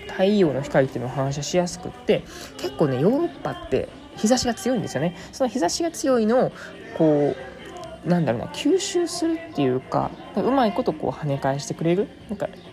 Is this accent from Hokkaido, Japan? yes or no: no; Kyoto, Japan; 出身は京都というふうに 言ってますん